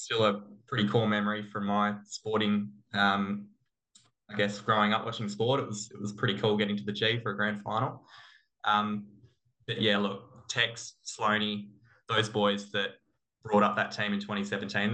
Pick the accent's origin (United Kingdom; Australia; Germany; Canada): Australia; Adelaide, South Australia; moved away; I grew up in Adelaide